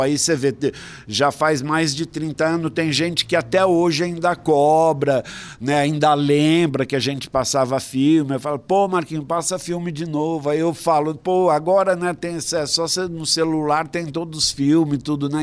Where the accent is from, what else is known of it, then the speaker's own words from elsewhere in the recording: São Paulo, Brazil; a gente veio da periferia de São Paulo, zona leste do Itaim Paulista. E quando a gente mudou para cá, em 68, eu tinha 11 anos